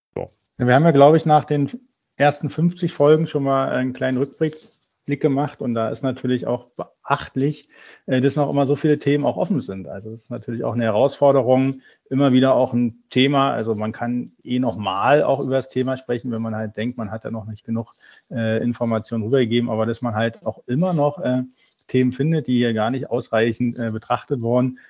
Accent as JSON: {"language": "German", "region": "Berlin", "country": "Germany", "tie": "born or raised there", "said": "Ja, ich bin ein gebürtiger Berliner, bin dort aufgewachsen."}